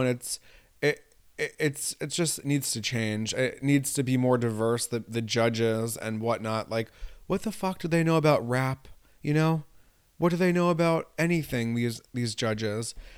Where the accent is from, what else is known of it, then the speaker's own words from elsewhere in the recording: New York, United States; also born or lived in Italy; now in Rye, United States; I grew up in New York State.